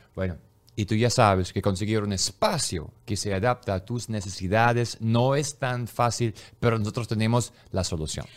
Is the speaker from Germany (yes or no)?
yes; Germany; Yo soy alemán